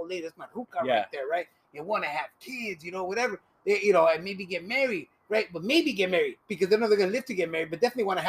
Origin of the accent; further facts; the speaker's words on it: Los Angeles, California, United States; Yeah, and so I was born and raised here, right? My mom is from Cuchitlán, Jalisco. My dad's from Santa Rosalia, Baja California.